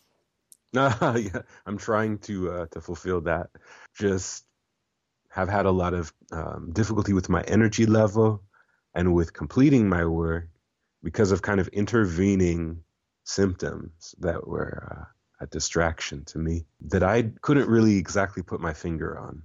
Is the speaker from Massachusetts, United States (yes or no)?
no; Iowa, United States; moved away; also born or lived in Oregon / Milwaukee; as a child, uh, growing up in Iowa